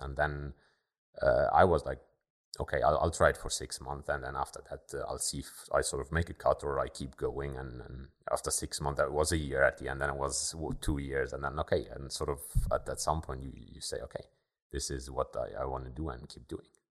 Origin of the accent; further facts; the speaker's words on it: Luxembourg; also born or lived in Germany; Born and raised in Luxembourg, I went to high school here in Luxembourg